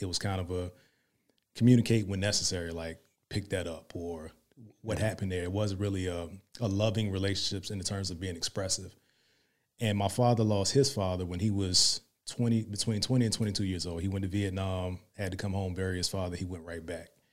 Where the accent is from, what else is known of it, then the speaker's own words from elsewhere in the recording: Hampton, Virginia, United States; moved away as an adult; now in Dallas-Fort Worth, United States; I'm from Virginia, seven five seven.